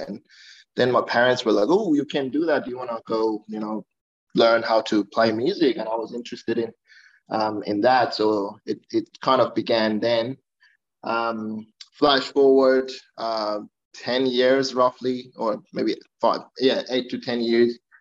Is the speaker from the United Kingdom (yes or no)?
no; Iran; now in Australia; I'm originally from Iran